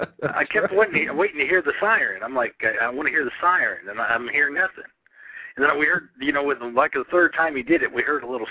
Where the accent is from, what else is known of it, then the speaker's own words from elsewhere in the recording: Ohio, United States; I was born and raised here in Ohio